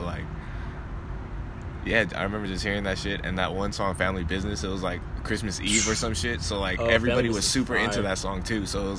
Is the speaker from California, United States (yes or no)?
yes; Southern California, United States; we're from Southern California.